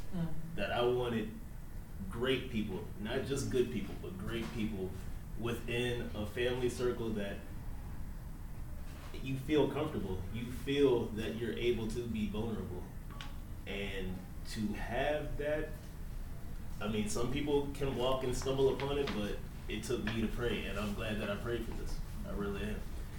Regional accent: Virginia, United States; Hello everyone and family. … I'm from Virginia.

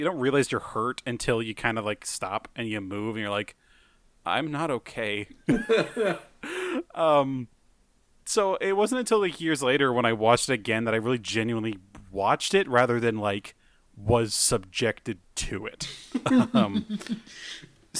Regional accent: United States; We're white and we're American.

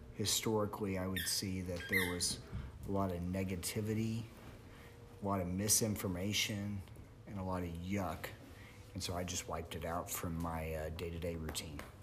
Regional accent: Springfield, Missouri, United States; I'm from Springfield, Missouri

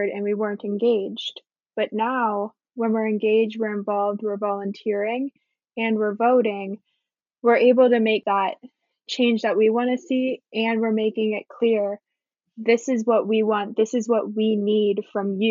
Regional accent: Broward County, Florida, United States; I was born in Florida, in Broward County, which is very much a Democratic stronghold

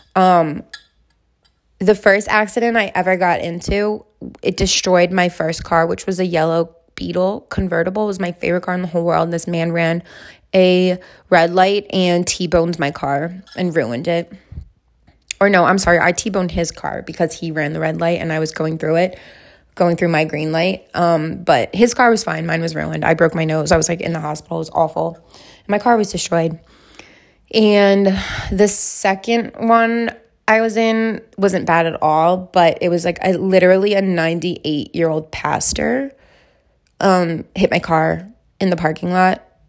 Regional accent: Alaska, United States; I'm from Alaska

